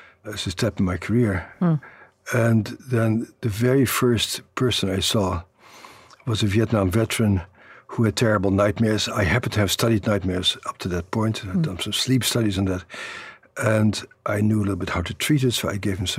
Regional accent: Netherlands; born or raised there; moved away

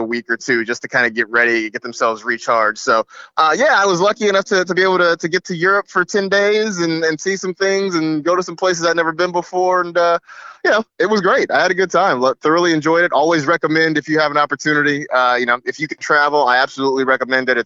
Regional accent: United States; being an American and going abroad

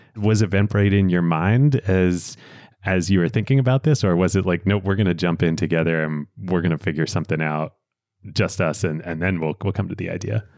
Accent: Pennsylvania, United States; growing up in Pennsylvania

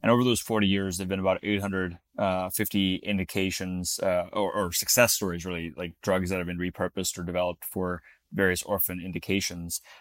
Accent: Florida, United States; moved away; also born or lived in Utah; I grew up in Florida

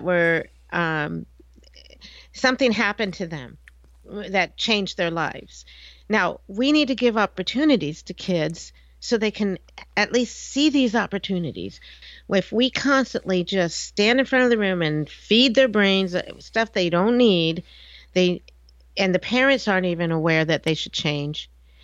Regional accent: United States; I grew up in outside of Washington, D.C.

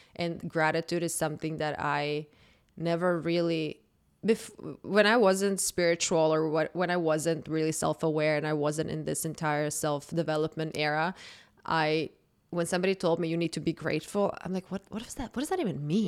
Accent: Zagreb, City of Zagreb, Croatia; moved away; born and raised in Croatia, I grew up there. I'm a hundred percent Croatian.

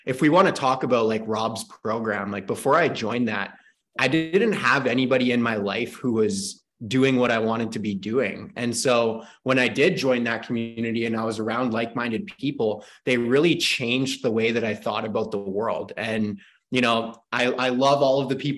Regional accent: Canada; I'm from Canada

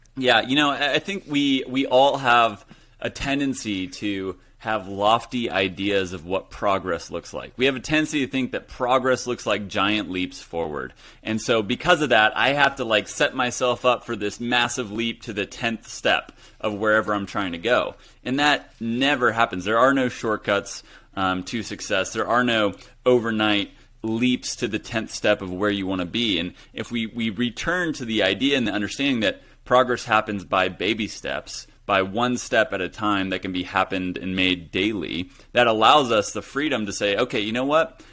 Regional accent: Hutchinson, Kansas, United States; moved away as an adult; also born or lived in Los Angeles, California; that's where I grew up, Hutchison, Kansas, small town U S

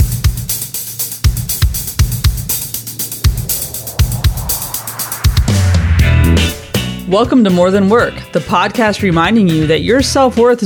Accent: United States; now in London, United Kingdom; I spent July 4th as an American in London

